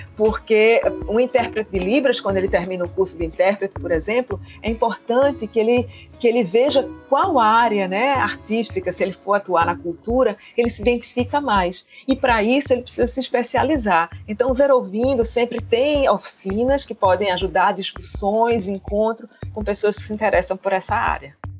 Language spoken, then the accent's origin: Portuguese; Pernambuco, Brazil; a gente aqui como boa pernambucana